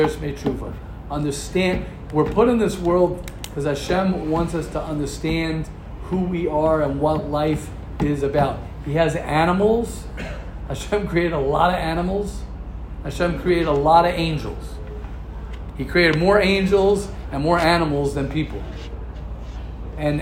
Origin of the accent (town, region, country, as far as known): United States; moved away as an adult; now in Israel